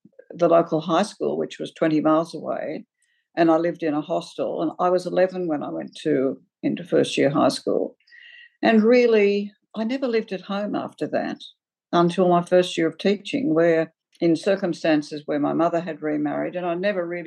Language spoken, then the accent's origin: English; Forbes, New South Wales, Australia; also born or lived in Orange, Australia; my life until I was 18 was completely in the bush after the age of six. And I went to a one-teacher school